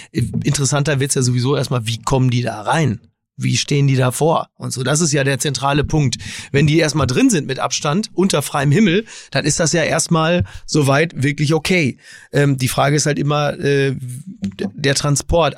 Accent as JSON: {"language": "German", "country": "Germany", "said": "als Deutsche"}